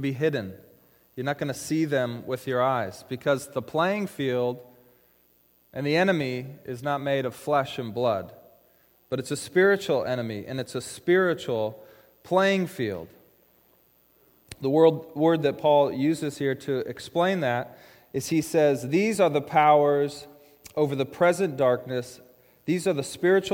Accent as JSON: {"language": "English", "town": "Issaquah", "region": "Washington", "country": "United States", "tie": "born or raised there", "said": "In high school, I grew up over in Issaquah"}